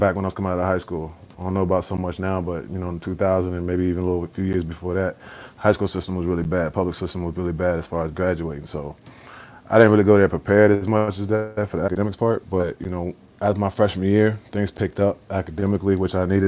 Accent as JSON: {"language": "English", "town": "Washington", "region": "District of Columbia", "country": "United States", "tie": "born or raised there", "said": "I grew up in Washington, D.C."}